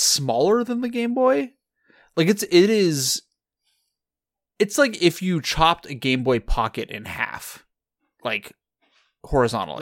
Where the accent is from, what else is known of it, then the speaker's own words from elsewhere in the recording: California, United States; neither of us have lived outside of California our entire lives.